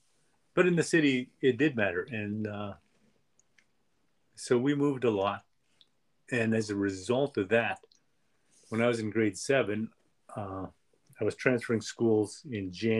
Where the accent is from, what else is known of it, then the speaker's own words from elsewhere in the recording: Western Canada, Canada; Also, being Native Canadian or First Nations is in Western Canada, lesser today, but more so in those days.